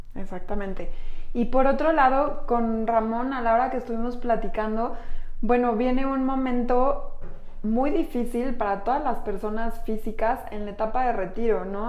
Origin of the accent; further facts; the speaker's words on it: Mexico; Somos mujeres mexicanas